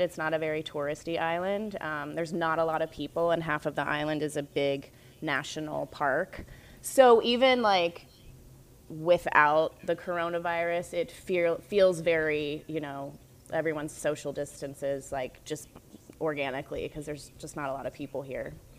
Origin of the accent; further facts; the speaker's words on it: North Carolina, United States; I grew up in North Carolina